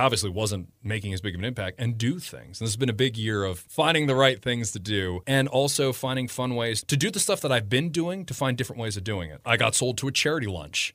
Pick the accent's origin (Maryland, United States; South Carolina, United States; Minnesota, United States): Maryland, United States; Damascus; I'm, I'm from Damascus, just right down the road. So small town boy that always went to Frederick when I was growing up.